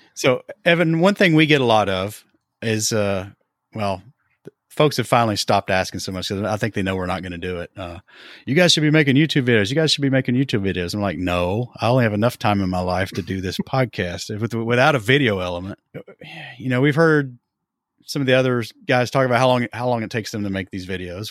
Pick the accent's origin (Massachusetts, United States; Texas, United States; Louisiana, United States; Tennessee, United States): Tennessee, United States; we eventually started an I P M S chapter in my hometown in Tennessee